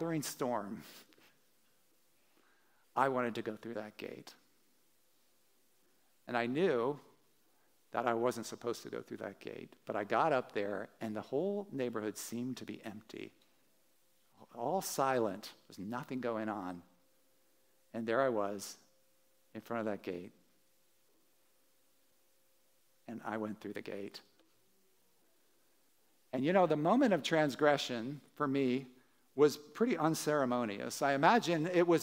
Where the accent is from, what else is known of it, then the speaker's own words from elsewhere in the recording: Wilmington, Delaware, United States; I was growing up in Holiday Hills, which is, a suburb outside of Wilmington, Delaware